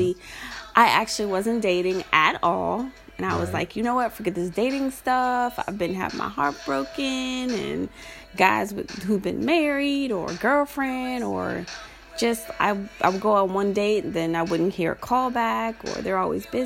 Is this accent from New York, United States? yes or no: no; Maryland, United States; now I'm from Maryland